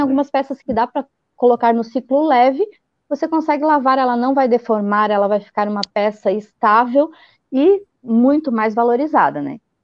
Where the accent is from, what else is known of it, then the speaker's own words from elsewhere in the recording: Blumenau, Santa Catarina, Brazil; eu sou de Blumenau, Santa Catarina, e ah. aqui a nossa terrinha é a terra da Oktoberfest